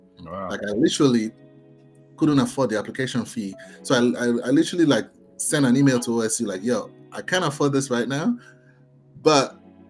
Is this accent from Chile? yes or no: no; Lagos, Nigeria; Yes, I grew up in Lagos.